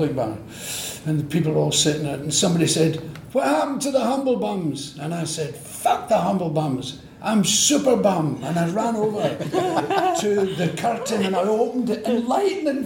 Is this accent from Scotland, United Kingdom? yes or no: yes; Glasgow, Scotland, United Kingdom; accent: Glaswegian; we don't move our mouths that much in Scotland